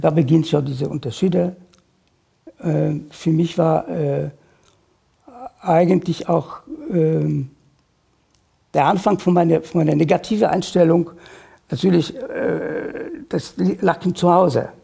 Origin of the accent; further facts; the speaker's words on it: Warsaw, Masovian Voivodeship, Poland; German is a second language; moved away as an adult; now in Germany; Ich bin geboren in Warschau äh, 1953